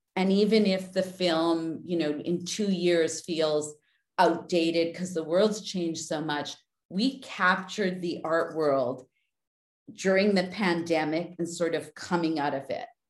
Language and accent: English; Winnipeg, Manitoba, Canada; moved away; when I grew up, I grew up in Winnipeg